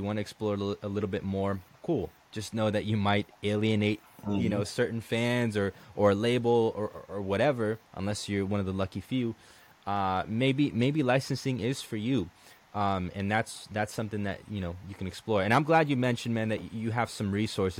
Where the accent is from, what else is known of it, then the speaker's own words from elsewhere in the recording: Colombia; also born or lived in United States; now in Tampa, United States; when I came to the United States, and even back in Colombia